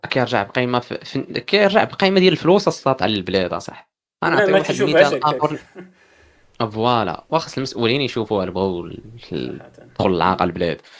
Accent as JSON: {"language": "Arabic", "country": "Morocco", "said": "احنا كمغاربه"}